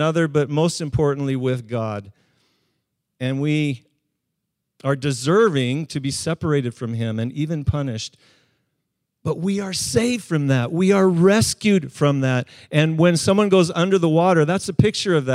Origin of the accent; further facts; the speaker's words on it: Calgary, Alberta, Canada; now in West Coast, Canada; For part of my youth, I grew up in Calgary